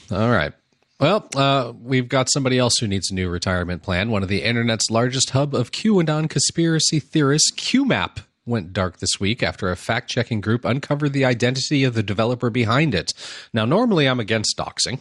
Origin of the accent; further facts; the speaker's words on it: United States; I'm an American